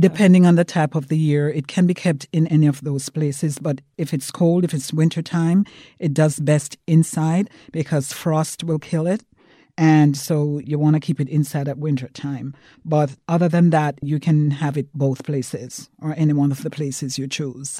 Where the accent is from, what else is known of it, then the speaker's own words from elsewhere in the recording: Jamaica; I'm from Jamaica